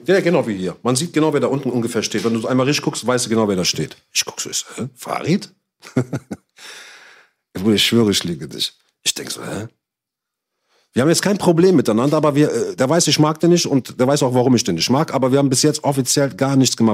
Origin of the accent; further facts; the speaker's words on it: Morocco; also born or lived in Cologne; Ich bin Marokkaner